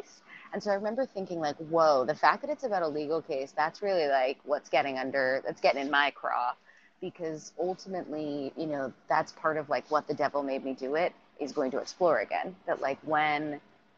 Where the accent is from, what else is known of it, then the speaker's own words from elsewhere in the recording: New Jersey, United States; I grew up in New Jersey, which is a funny state